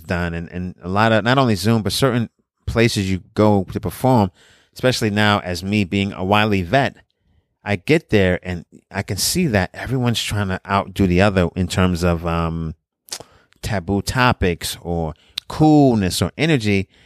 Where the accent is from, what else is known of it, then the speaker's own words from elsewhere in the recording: New York City, New York, United States; also born or lived in Brownsville, Brooklyn; I'm from Brooklyn, I'm from Coney Island